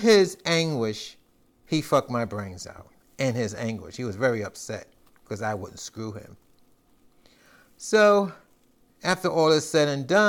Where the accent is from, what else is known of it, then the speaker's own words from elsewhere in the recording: New York, United States; I'm from New York and live in these areas